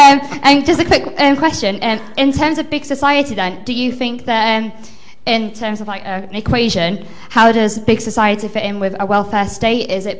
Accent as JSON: {"language": "English", "area": "Diocese of Salford", "region": "North West England", "country": "United Kingdom", "moved": "as an adult", "lives_now": "London, United Kingdom", "said": "I'm from the Diocese of Salford, and I personally account to me getting to LSE a lot to my Catholic education."}